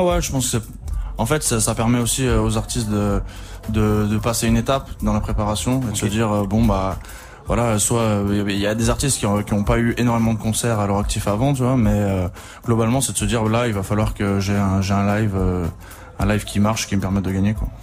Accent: Saint-Étienne, Auvergne-Rhône-Alpes, France; moved away; je viens de Saint-Etienne

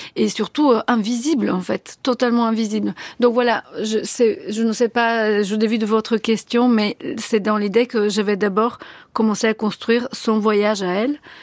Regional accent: Sofia, Sofia City, Bulgaria; first language Bulgarian; French is a second language; moved away as an adult; now in France; à Sofia, et donc j'ai appris le français dans ces années-là, quand j'étais adolescente

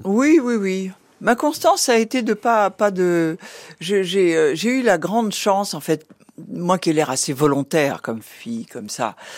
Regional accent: Rouen, Normandy, France; now in Paris, France; Je suis née à Rouen

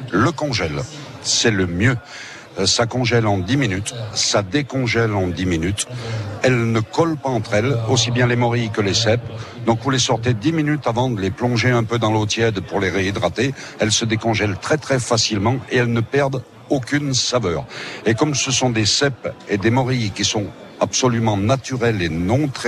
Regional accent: near Saint-Étienne, Auvergne-Rhône-Alpes, France; je viens d'une petite banlieue à côté de Saint-Étienne, sur le continent.

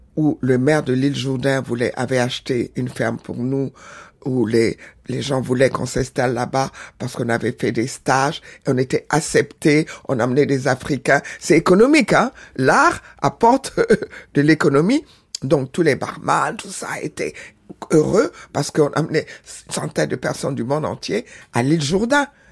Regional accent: Senegal; also born or lived in Benin; je suis née au Bénin, grandi au Sénégal

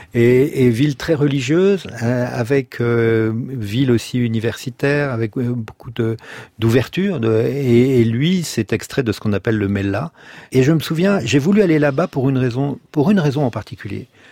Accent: La Rochelle, Nouvelle-Aquitaine, France; also born or lived in Bordeaux; nous avons déménagé de Bordeaux, qui était toute noire en 70, à La Rochelle

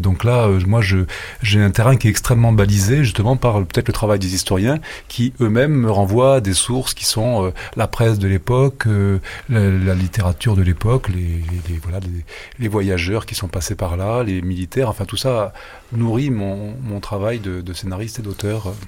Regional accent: Nice, Provence-Alpes-Côte d'Azur, France; also born or lived in Algiers, Algeria; j'ai passé toute mon enfance à Nice

